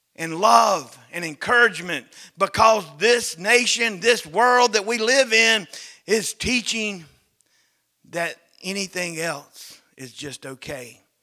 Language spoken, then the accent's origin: English; the South, United States; Growing up in North America, growing up in the South